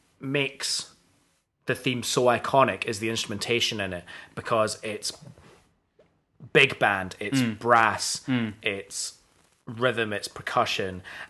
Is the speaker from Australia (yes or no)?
no; Scot, Scotland, United Kingdom; As a Scot, I love Sean Connery.